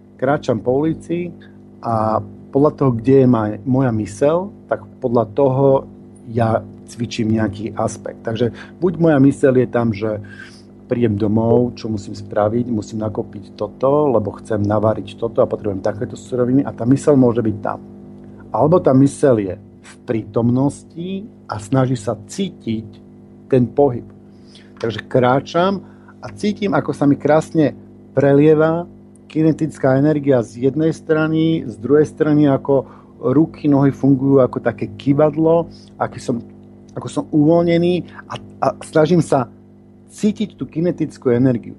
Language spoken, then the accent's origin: Slovak; Bratislava, Bratislava Region, Slovakia; now in Tunbridge Wells, United Kingdom; Pôvodne som z Bratislavy a vždy, keď prídem domov, tak tam spravím nejaký seminár